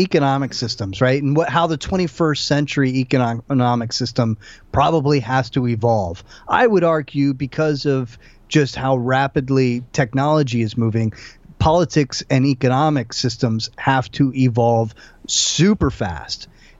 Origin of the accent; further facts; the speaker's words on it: United States; I was born and raised in the United States, the son of an immigrant, and was taught to, you know, be as patriotic as can be.